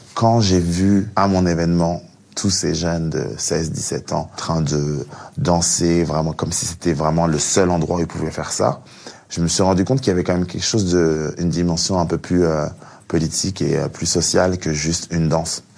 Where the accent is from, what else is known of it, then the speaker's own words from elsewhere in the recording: France; also born or lived in Cameroon (ancestry); je suis français mais aussi d'origine camerounaise